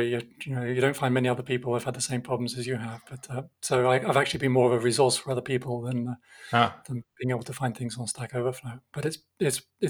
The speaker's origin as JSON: {"language": "English", "country": "United Kingdom", "moved": "yes", "lives_now": "Geneva, Switzerland", "said": "you can probably tell from my accent that I'm originally from the UK, although I have become Swiss as well"}